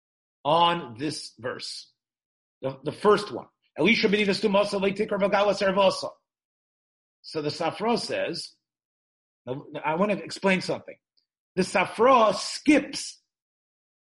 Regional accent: Memphis, Tennessee, United States; growing up in Memphis

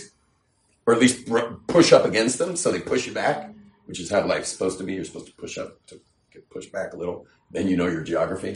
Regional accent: California, United States; I'm from California, where you just say everything

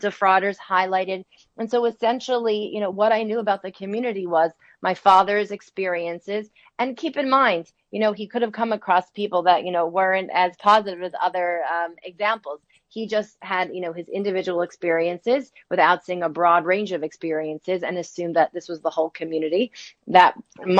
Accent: New Jersey, United States; also born or lived in New York City; I grew up in New Jersey, in the suburbs of New Jersey

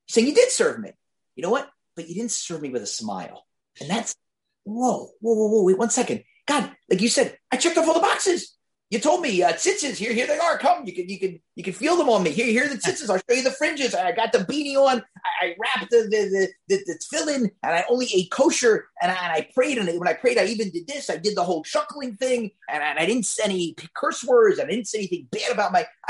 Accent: Philadelphia, Pennsylvania, United States; I'm from Philadelphia

